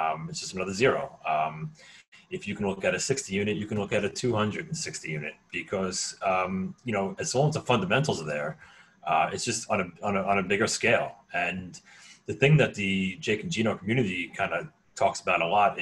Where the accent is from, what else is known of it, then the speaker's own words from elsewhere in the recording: United States; I grew up right outside of New York City.